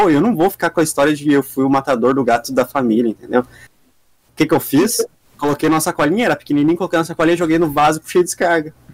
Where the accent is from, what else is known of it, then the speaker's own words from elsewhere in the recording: Dois Vizinhos, Paraná, Brazil; born there; Considero essa cidade como minha cidade natal. Mas não nasci aqui, nasci em dois vizinhos, que é dá uns 300, 400 quilômetros daqui, lá para o sudoeste do Paraná. É Paraná também, mas é mais sudoeste. Fica mais ali perto da divisa de Santa Catarina e tal.